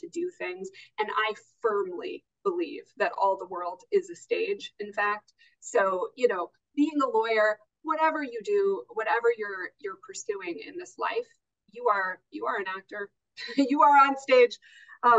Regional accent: Anchorage, Alaska, United States; moved away as an adult; also born or lived in Ketchikan, Alaska / New Haven, Connecticut / Los Angeles / Casablanca, Morocco; I was born and raised in Alaska

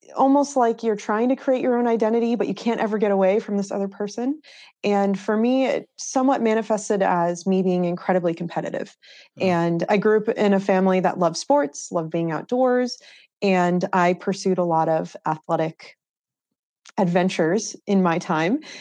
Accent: New Hampshire, United States; also born or lived in Massachusetts; I am from Massachusetts and was born and raised in New Hampshire. So I'm from the northeast of the US

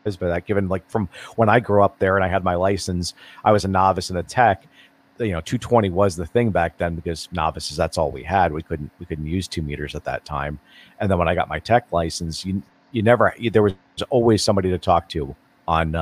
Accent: Franklin Lakes, New Jersey, United States; moved away; I grew up in Franklin Lakes, so I actually was back in New Jersey for work in 2019

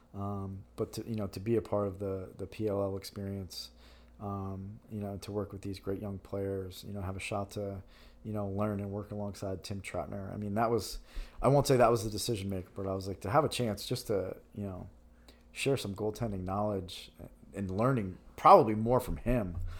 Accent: Yorktown, New York, United States; moved away as an adult; now in Philadelphia, United States; I'm a New Yorker. I'm proud of where I'm from, Yorktown, New York, Hudson Valley, New York

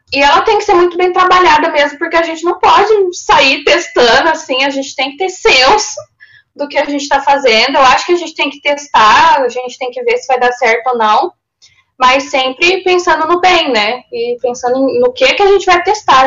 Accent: interior of São Paulo, Brazil; moved away as an adult; also born or lived in Rio Grande, Rio Grande do Sul; eu sou do interior de São Paulo, mas eu fui estudar lá em Rio Grande, na pontinha do Rio Grande do Sul

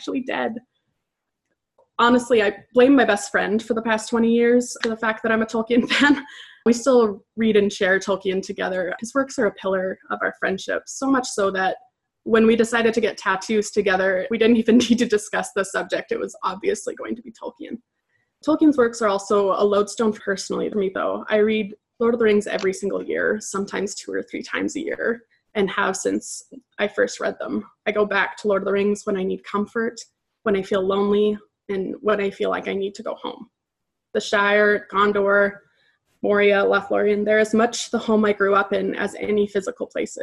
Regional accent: Edmonton, Alberta, Canada; I'm from Edmonton, Alberta, Canada

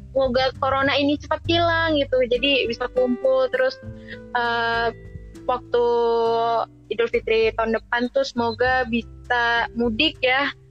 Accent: Medan, North Sumatra, Indonesia; moved away; gue dari Medan

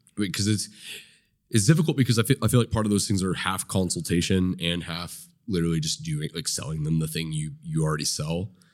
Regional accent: Nowata, Oklahoma, United States; I grew up in Nowata.

